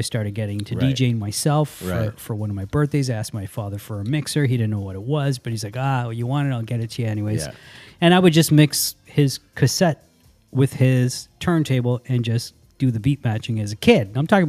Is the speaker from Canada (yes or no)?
yes; Toronto, Ontario, Canada; We grew up in Keelan Finch. {S0} Okay. {S1} So Keelan Finch is not too far away from Jane and Finch.